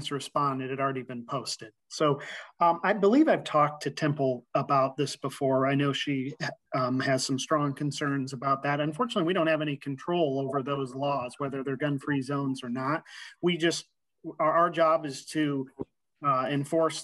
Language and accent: English; Eldora, Iowa, United States; I was born and raised in Iowa. I grew up in Eldora